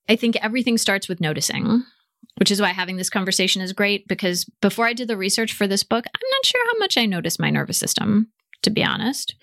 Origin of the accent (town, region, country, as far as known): United States; accent: American; moved away